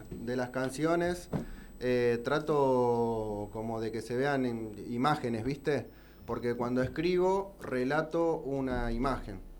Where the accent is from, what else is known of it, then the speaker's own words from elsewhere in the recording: San Vicente, Argentina; tenemos dos fechas en San Vicente, que es de donde yo soy.